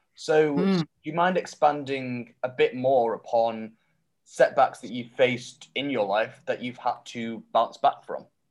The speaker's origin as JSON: {"language": "English", "town": "Manchester", "region": "North West England", "country": "United Kingdom", "said": "I'm from Manchester and I hope to move to Melbourne"}